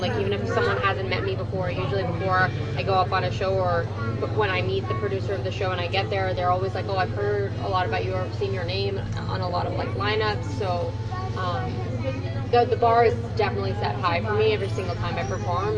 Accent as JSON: {"language": "English", "town": "Toronto", "region": "Ontario", "country": "Canada", "tie": "born or raised there", "said": "I'm a comedian uh, in Toronto right now. Uh, I'm from Toronto as well"}